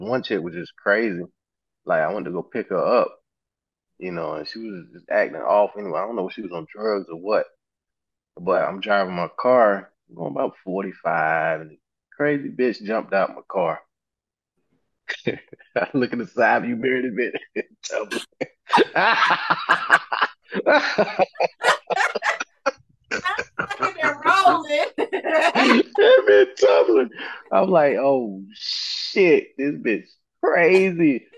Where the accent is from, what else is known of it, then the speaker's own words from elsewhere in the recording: North Carolina, United States; I'm from North Carolina